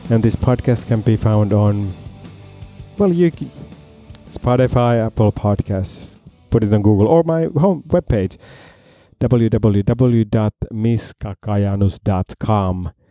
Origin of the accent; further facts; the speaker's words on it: Moscow, Russia; accent: Russian; English is a second language; now in Finland; but I'm from Russia. I'm from Moscow, so I usually look like this, like a Russian villain.